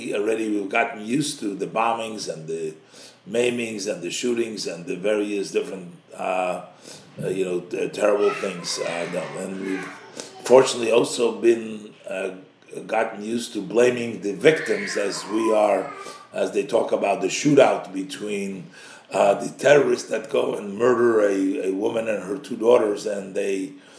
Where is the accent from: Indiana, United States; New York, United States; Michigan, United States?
New York, United States; New York City; when I grew up in Brooklyn and Crown Heights